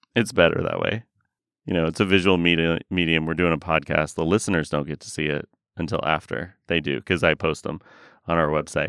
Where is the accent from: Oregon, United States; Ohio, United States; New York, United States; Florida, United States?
Oregon, United States; I grew up surfing in Oregon